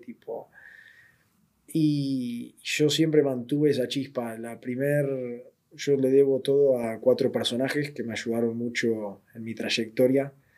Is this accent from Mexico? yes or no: no; southern Buenos Aires, Argentina; moved away as an adult; also born or lived in Madrid, Spain; now in Spain; Yo nací en Buenos Aires, en zona sur de Buenos Aires